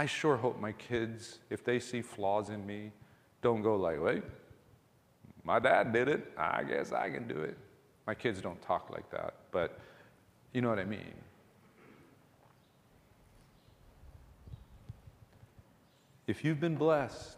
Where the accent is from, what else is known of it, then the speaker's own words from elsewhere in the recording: Ewa Beach, Hawaii, United States; we grew up in Eva Beach back in the 70s, early 80s